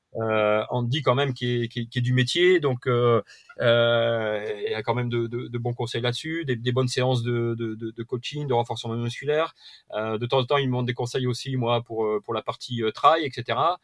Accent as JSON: {"language": "French", "town": "Perpignan", "region": "Occitania", "country": "France", "said": "moi je suis de l'Occitanie, un hein, côté donc Perpignan"}